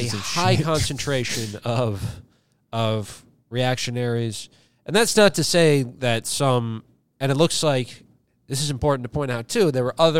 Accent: Virginia, United States; where I grew up in Virginia.

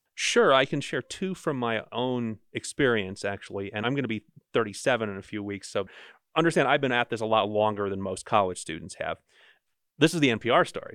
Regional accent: New Jersey, United States; now in Utah, United States; I'm from Jersey.

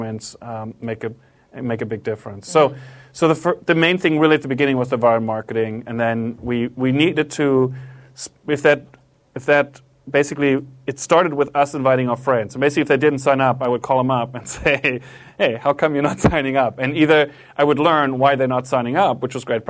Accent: Germany; moved away; also born or lived in Japan; I'm from Germany, I lived in Japan for a while.

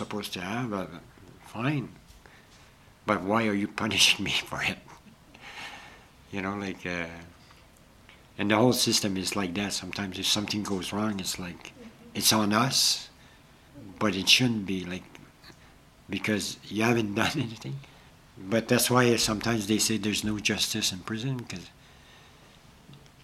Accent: Ontario, Canada; I'm from Ontario

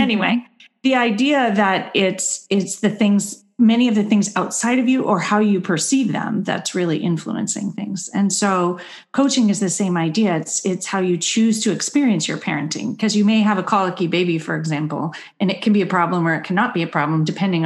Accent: Berkeley, California, United States; I grew up in Berkeley, and so I was taught to speak up

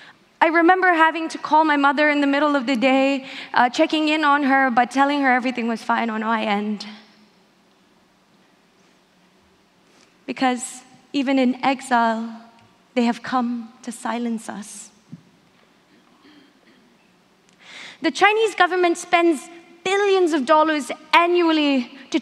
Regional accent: South India, India; moved away; I was born in South India as a stateless refugee

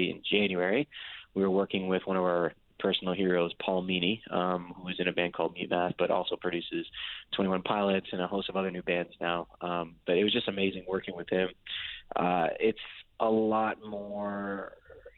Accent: Windsor, Ontario, Canada; we're from Windsor, and it's right across the border from Detroit, Michigan

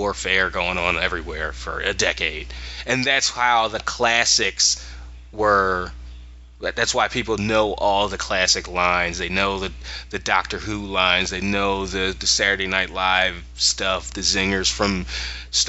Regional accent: Philadelphia, Pennsylvania, United States; we're from Philly

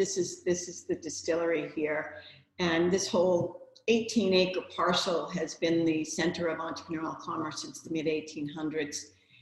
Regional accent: Lynn, Massachusetts, United States; also born or lived in Peabody, Massachusetts; I grew up in Lynn and Peabody, and Danvers is like in between both of them.

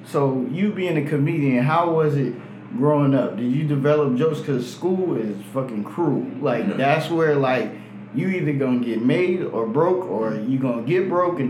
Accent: California, United States; also born or lived in New York; now in Atlanta, United States; Like, I was born in New York, then I was raised in California, lived different places

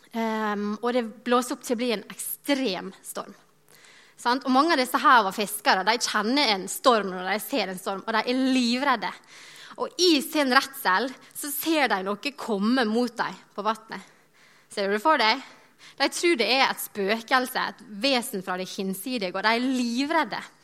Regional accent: Godøya, Møre og Romsdal, Norway; now in Bergen, Norway; I sommer så var jeg på Sunnmøre, der jeg er fra. En liten plass heter Godøya

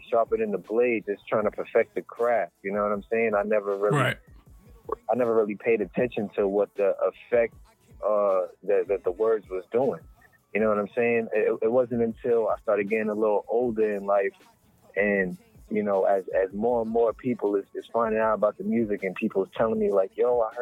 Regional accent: Plainfield, United States; Plainfield, my hometown, they had some talent shows at the high school.

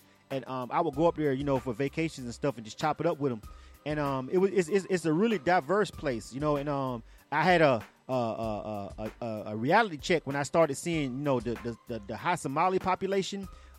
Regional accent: Florida, United States; I'm from Florida. I'm a Miami fan.

